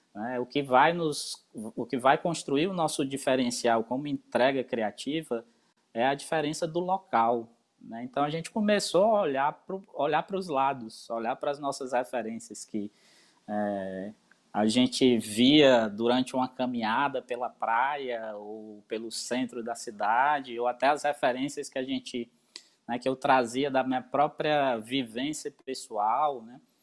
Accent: Brazil; also born or lived in Northeast Brazil

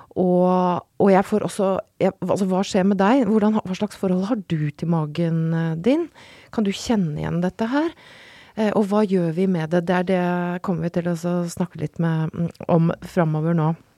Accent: Røros, Trøndelag, Norway; jeg kommer fra Røros

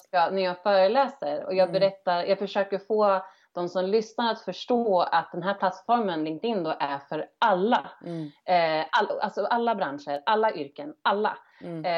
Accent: Örebro, Örebro County, Sweden; moved away as an adult; also born or lived in Stockholm; som valde att flytta hem till min hemstad Örebro

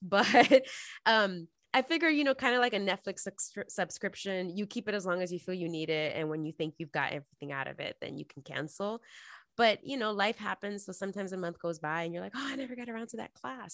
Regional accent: New York City, New York, United States; moved away as an adult; now in Los Angeles, United States; I'm originally from New York City, born and raised, uh, and stayed there until I graduated college, and then I moved to L

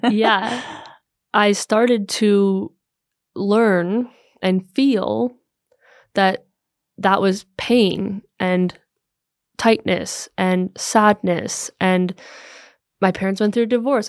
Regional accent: United States; moved away as an adult; also born or lived in Los Angeles; now in Copenhagen, Denmark; I'm an American living here in, in Copenhagen now since 2018

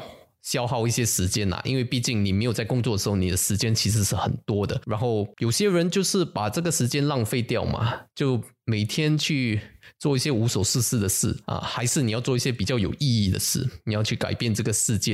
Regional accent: Singapore; 我们新加坡人

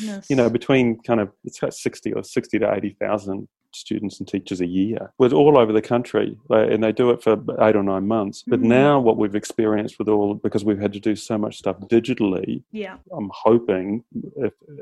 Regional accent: New Zealand; now in Australia; I grew up in New Zealand

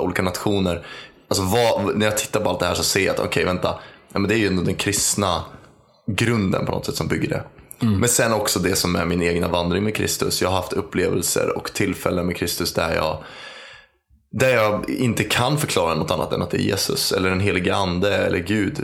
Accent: Uppsala, Uppsala County, Sweden; är född och uppvuxen i Uppsala

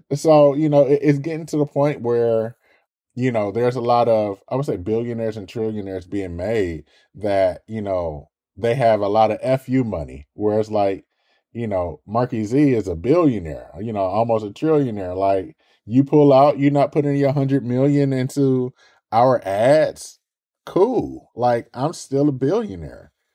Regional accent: Detroit, Michigan, United States; growing up in Detroit

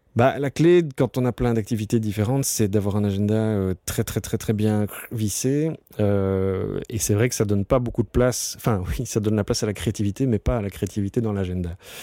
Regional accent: Brussels, Brussels-Capital Region, Belgium; je suis né à Ixelles. Euh, et donc j'ai toujours été un, citadin, je suis, je suis, fan de Bruxelles.

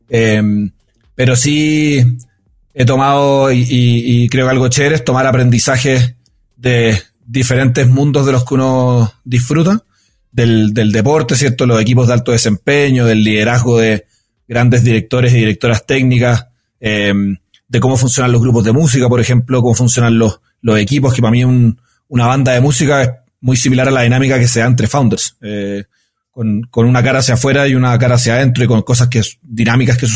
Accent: Chile; moved away as an adult; now in Bogotá, Colombia; yo soy chileno, tengo 33 años, eh, vivo acá en la hermosa ciudad de Bogotá hace ya dos años

